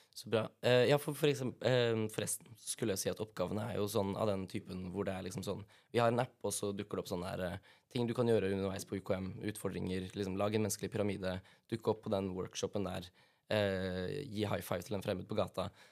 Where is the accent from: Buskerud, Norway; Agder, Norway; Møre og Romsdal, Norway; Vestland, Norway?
Agder, Norway; fra Agder, for de som ikke visste at det var der jeg var fra